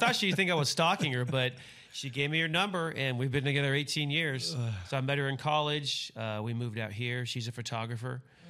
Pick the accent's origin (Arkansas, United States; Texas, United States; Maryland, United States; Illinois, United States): Texas, United States; Fort Worth; Fort Worth, Texas.